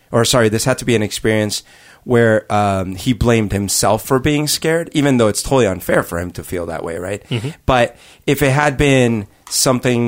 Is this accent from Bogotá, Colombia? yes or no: yes; Bogotá, Colombia; I grew up in Bogota, and in Bogota, Colombia